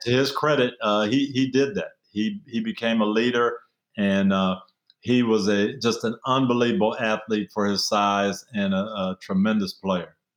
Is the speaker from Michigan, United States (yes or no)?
yes; Jackson, Michigan, United States; moved away; Jackson, Michigan, 30,000 people, nobody from my hometown in the NFL